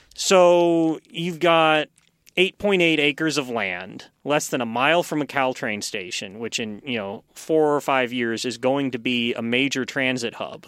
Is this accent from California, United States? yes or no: yes; Long Beach, California, United States; moved away; I'm from Long Beach, which is the Boeing hub